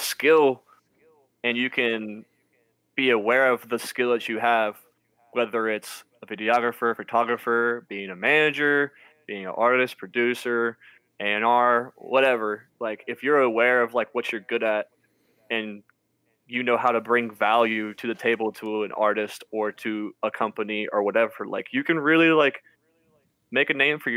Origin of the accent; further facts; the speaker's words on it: Cincinnati, Ohio, United States; we are from Cincinnati